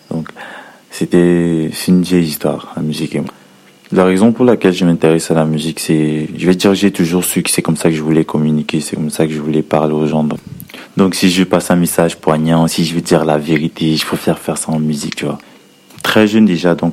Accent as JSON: {"language": "French", "town": "Edéa", "region": "Littoral", "country": "Cameroon", "moved": "yes", "lives_now": "Yaoundé, Cameroon", "said": "Je suis camerounais, j'ai 23 ans, originaire de la ville d'Edea et actuellement je vis dans la capitale du Cameroun"}